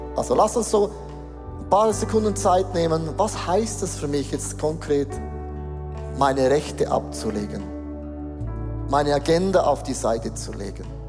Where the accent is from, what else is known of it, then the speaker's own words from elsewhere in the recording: Switzerland; wir sind Schweizer, wir sind Europäer